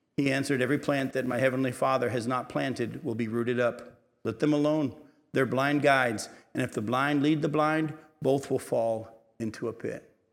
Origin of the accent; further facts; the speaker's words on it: Milton, New Hampshire, United States; I grew up in Milton, New Hampshire, a little town uh, uh, in, in the southeast corner of New Hampshire